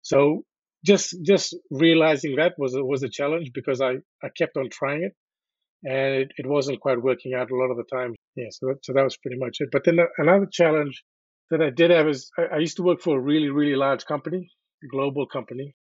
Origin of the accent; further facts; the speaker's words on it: New Zealand; now in Australia; Well, I came to Australia from New Zealand in 1999